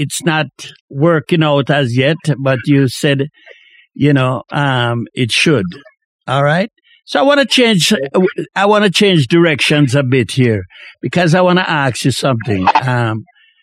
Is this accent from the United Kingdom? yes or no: no; Jamaica; a young man growing up in Jamaica